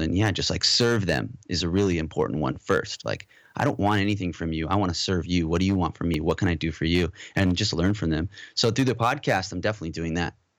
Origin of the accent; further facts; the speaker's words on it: Southern California, United States; also born or lived in Modesto, California / Moorpark, California / Valencia, California / Los Angeles, California; I think I was, like, maybe two when we moved to Southern California. So, pretty much, you know, born and raised in California and raised mostly in Southern California